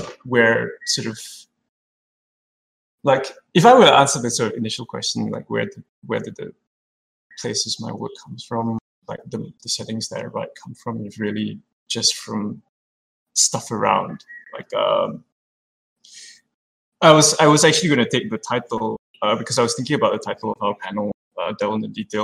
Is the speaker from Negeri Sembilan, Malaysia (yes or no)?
yes; Port Dickson, Negeri Sembilan, Malaysia; my hometown Podixon